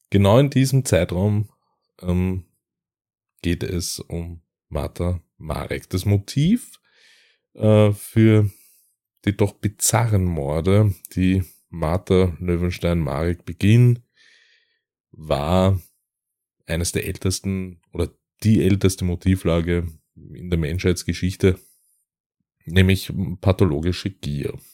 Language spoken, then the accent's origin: German; Austria; wollen wir äh, euch einige Fälle aus Österreich vorstellen, ähm, aus meiner Heimat